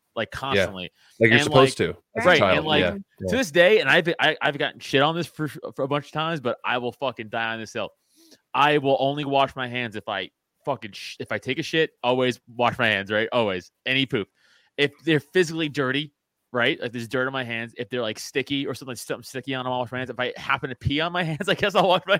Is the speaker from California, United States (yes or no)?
no; New York City, New York, United States; I grew up in Staten Island next to the dump